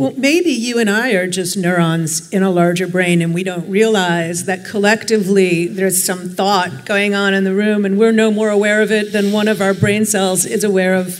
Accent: Chicago, Illinois, United States; now in New York City, United States; I'm from Chicago

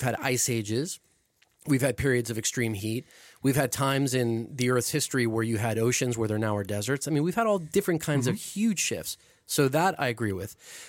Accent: Mexico City, Mexico; moved away; I grew up in Mexico City

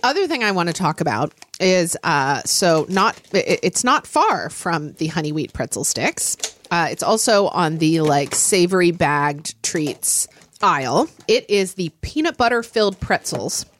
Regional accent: Oklahoma City, Oklahoma, United States; born or raised there; now in Seattle, United States

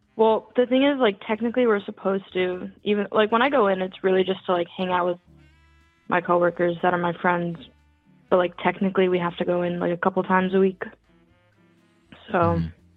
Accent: New York, United States; now in Philadelphia, United States; I grew up in New York

